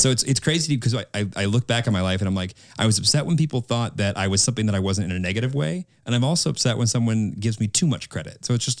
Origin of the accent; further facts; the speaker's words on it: Midwest, United States; I'm a kid from the Midwest that's been singing in sorority houses.